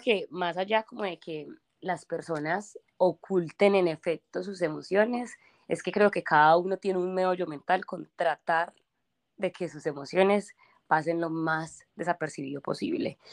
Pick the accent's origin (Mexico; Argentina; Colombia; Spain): Colombia; moved away; soy de Colombia